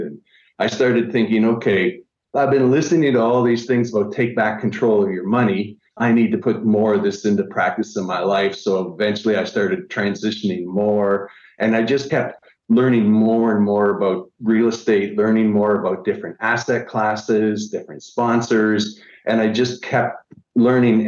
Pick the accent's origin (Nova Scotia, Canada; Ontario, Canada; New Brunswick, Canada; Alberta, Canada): Ontario, Canada; Niagara Falls; I'm originally from Niagara Falls, Canada